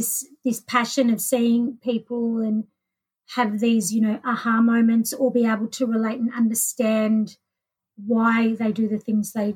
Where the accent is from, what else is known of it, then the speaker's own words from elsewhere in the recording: Melbourne, Victoria, Australia; I grew up in Melbourne